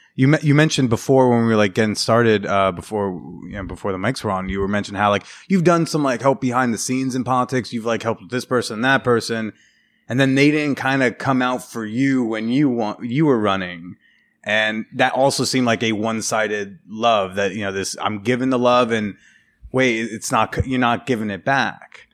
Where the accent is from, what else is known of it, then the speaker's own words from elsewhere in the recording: New Jersey, United States; now in New York, United States; in my hometown, uh, home district, New Jersey Five